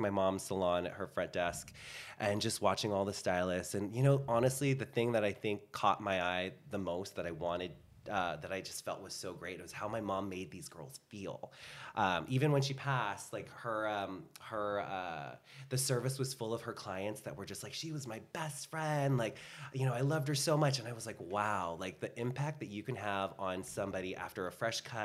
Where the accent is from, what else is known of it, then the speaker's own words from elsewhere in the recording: Bay Area, California, United States; now in Los Angeles, United States; I'm from the Bay Area